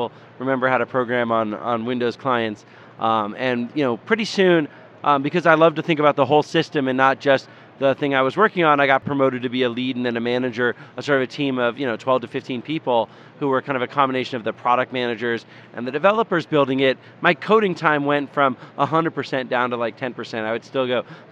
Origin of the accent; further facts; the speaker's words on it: Tacoma, Washington, United States; I grew up in Tacoma, which is near Seattle.